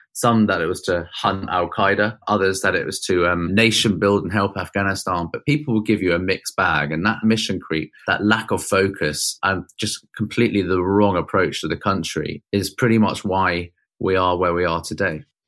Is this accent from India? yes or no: no; Oxted, South East England, United Kingdom; Oxted, where I grew up in Surrey